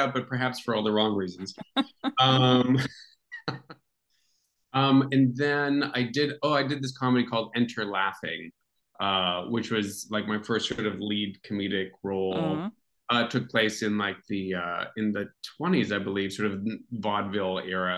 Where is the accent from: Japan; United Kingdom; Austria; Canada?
Canada; Toronto, Ontario; moved away as an adult; also born or lived in United States; Toronto's my hometown